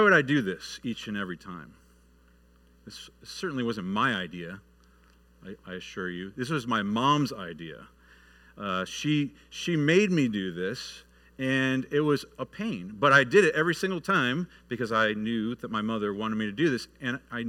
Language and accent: English; Michigan, United States; moved away; I grew up north in Michigan